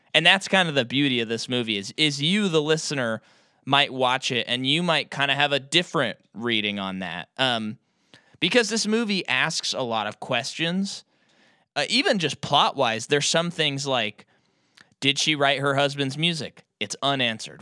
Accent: United States; an American audience member

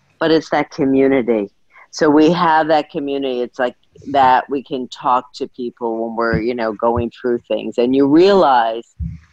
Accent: New York, United States; I've always been a fashion girl, growing up in New York

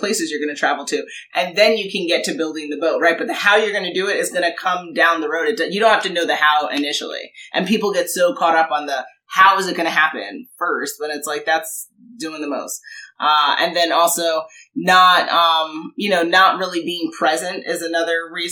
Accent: New York, United States; moved away; I'm from New York originally

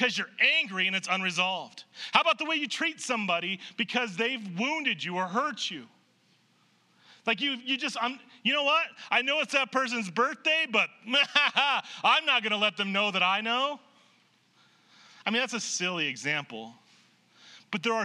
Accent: Nebraska, United States; I grew up in Nebraska

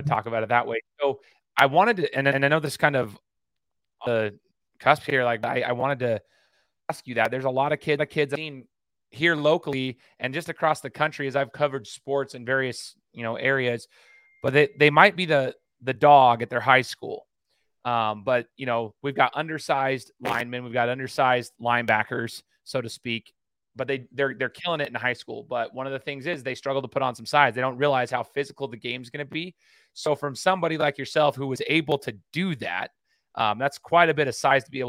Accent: Idaho, United States; I'm from Idaho

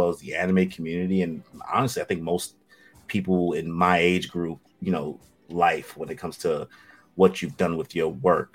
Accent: New York City, New York, United States; I'm from Brooklyn.

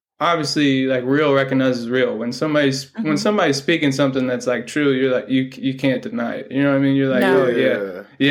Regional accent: Indianapolis, Indiana, United States; I come from Indy

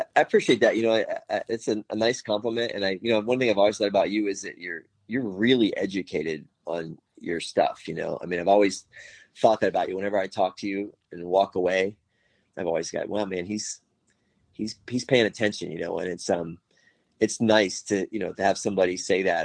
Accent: Miami, Florida, United States; moved away as an adult; now in Tennessee, United States; I was born and raised in Miami in the 70s and 80s

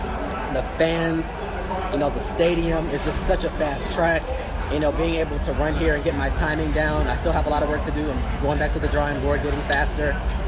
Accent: United States; I feel like as an American

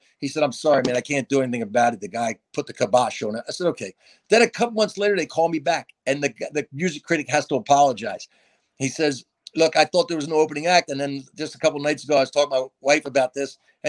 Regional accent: New Jersey, United States; I'm from New Jersey

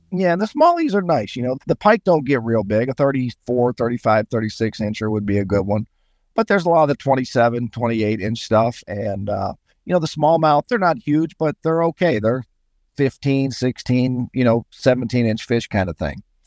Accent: Sandusky, Ohio, United States; also born or lived in Pittsburgh, Pennsylvania; I was born in Pittsburgh. I grew up, and um, but my family moved to Sandusky over here in, on the shores of Lake Erie in Ohio when I was about four or five. So I, I grew up there

